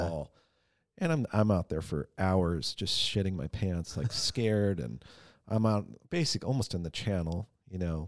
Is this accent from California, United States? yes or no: yes; San Diego, California, United States; now in Ventura, United States; I grew up in San Diego